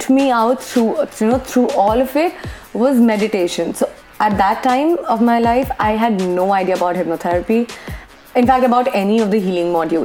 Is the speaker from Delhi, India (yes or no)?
no; Kolkata, West Bengal, India; moved away as an adult; also born or lived in Bangalore; I was born and brought up in Calcutta itself